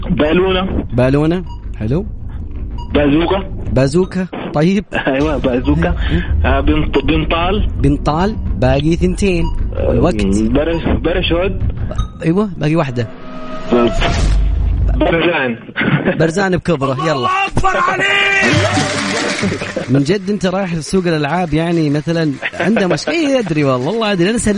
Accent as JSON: {"language": "Arabic", "town": "Cairo", "region": "Cairo Governorate", "country": "Egypt", "moved": "yes", "lives_now": "Jeddah, Saudi Arabia", "said": "من فين من مصر انا من مصر من القاهره من القاهره"}